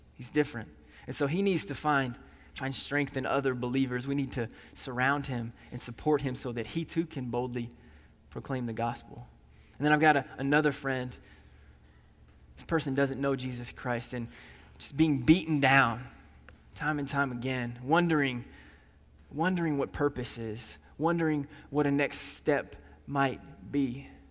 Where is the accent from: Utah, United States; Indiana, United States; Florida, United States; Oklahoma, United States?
Indiana, United States; also born or lived in Nashville, Tennessee; I grew up here in Indiana